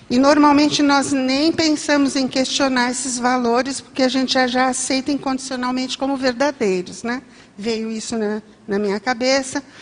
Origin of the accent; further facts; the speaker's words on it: São Bento do Sapucaí, São Paulo, Brazil; E eu vim de São Bento do Sapucaí, de São Paulo.